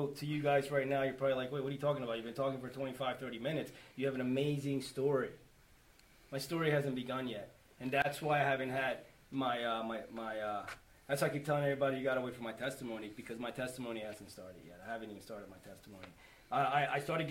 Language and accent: English; Schwenksville, Pennsylvania, United States; I'm from Schwanksville.